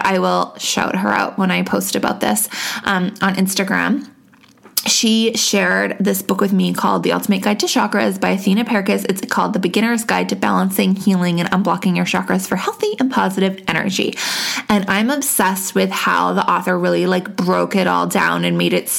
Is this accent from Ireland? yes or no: no; Canada; I'm Canadian.